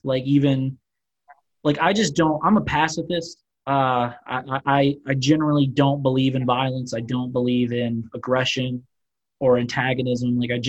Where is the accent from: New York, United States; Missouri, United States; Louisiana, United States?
Louisiana, United States; New Orleans; Growing up in New Orleans, like I lived around Black people my entire life. Like I was very comfortable. My stepdad's Black.